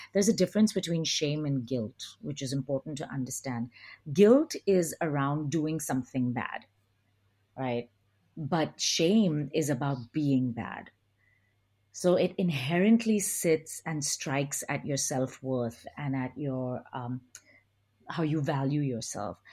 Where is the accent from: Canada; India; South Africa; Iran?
India; moved away; also born or lived in United Kingdom / United States / Australia; I grew up in India